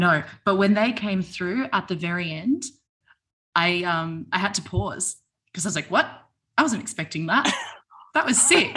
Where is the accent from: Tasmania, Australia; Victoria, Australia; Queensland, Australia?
Victoria, Australia; Melbourne; now in Sydney, Australia; I'm in Sydney now, but I'm originally from Melbourne